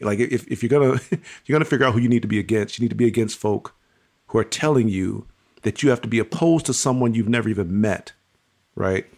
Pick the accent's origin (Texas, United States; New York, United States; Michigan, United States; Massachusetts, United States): Michigan, United States; Pontiac; I was born and raised in Pontiac, Michigan.